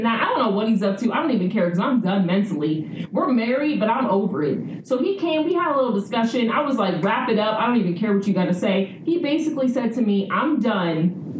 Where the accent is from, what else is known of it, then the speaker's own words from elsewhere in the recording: California, United States; But anyway, I went back home to America, born and raised in California, you know, South Central Hyde Park.